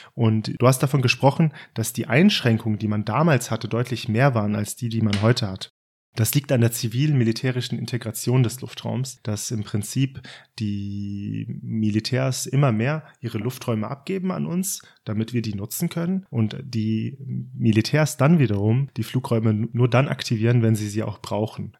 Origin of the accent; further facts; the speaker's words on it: Hesse, Germany; als Hesse